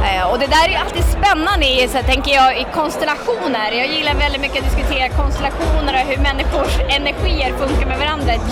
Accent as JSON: {"language": "Swedish", "town": "Piteå", "region": "Norrbotten County", "country": "Sweden", "tie": "born or raised there", "said": "Ska jag börja när jag föddes i Piteå"}